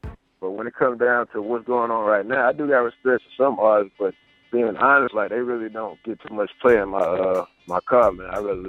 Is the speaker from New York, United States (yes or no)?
no; Columbus, Georgia, United States; now in Carolina, United States; I was born in Columbus, Georgia. Spent some time there. Then moved up to Carolina.